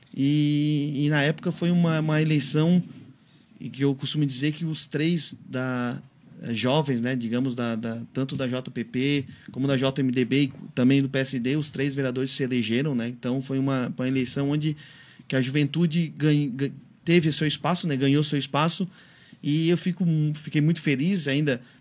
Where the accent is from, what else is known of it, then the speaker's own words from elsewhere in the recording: Urussanga, Santa Catarina, Brazil; eu sou natural de Uruçanga